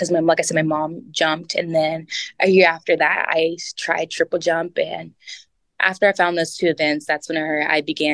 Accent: Texas, United States; also born or lived in Detroit, Michigan / Elizabethtown, Kentucky; we moved to Texas in the second grade. And so I grew up in Texas.

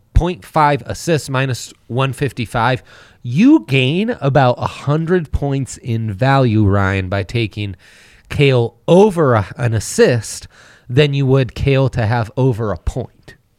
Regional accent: Italy; moved away; Growing up in Italy

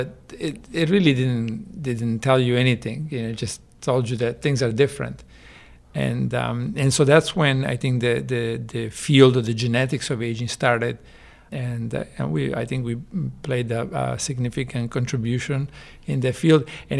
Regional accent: Genoa, Liguria, Italy; also born or lived in Chicago / Texas; now in United States; In Genova, Italy, on the coast near France.

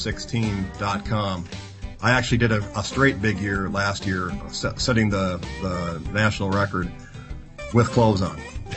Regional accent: United States; And I excluded Cuba because, being an American, can't really travel effectively to Cuba.

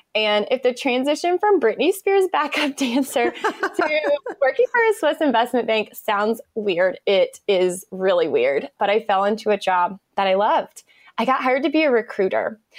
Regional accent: Eastern North Carolina, United States; moved away as an adult; now in Raleigh, United States; I grew up in a small town in North Carolina. I live in Raleigh now, but I grew up in Eastern North Carolina in a really small town

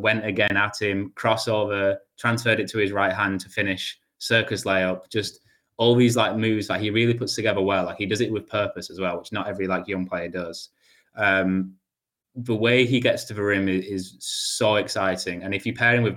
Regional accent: England, United Kingdom; I'm English

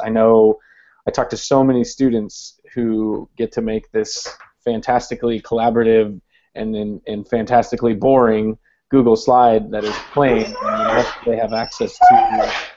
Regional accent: Columbus, Ohio, United States; now in Hampton, Virginia, United States; I'm originally from Columbus, Ohio

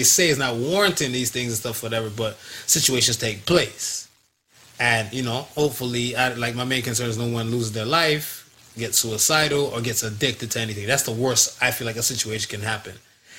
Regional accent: United States; I grew up in America.

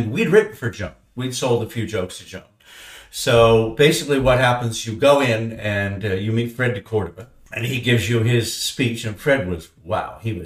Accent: Toronto, Ontario, Canada; also born or lived in Derbyshire, England; we grew up in Canada, watching The Tonight Show

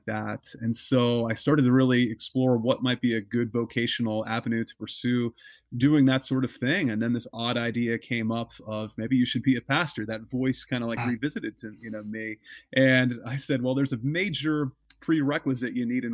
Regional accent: Pittsburgh, Pennsylvania, United States; now in Nashua, United States; I grew up in the Pittsburgh, Pennsylvania area

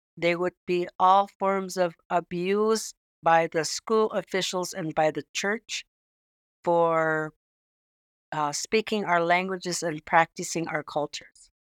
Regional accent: Savoonga, Alaska, United States; I'm originally from Saint Lawrence Island, which is located in northwest Alaska between mainland Alaska and Russia, but it's closer to Russia. And I'm originally from a small village called Savunga

